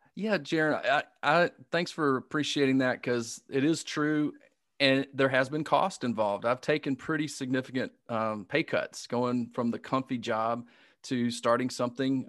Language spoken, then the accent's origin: English; Alabama, United States; accent: Southern; I grew up in Alabama